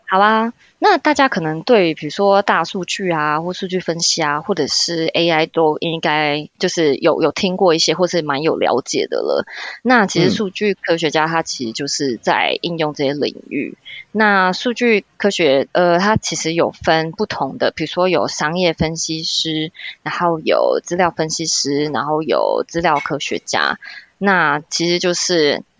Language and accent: Chinese; Taiwan; moved away as an adult; now in Brussels, Belgium; 我其实就是也是在台湾读书啊长大，然后先工作